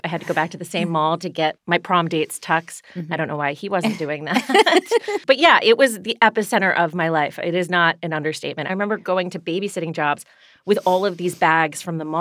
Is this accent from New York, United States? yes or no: no; Washington, District of Columbia, United States; I'm from Washington, D.C.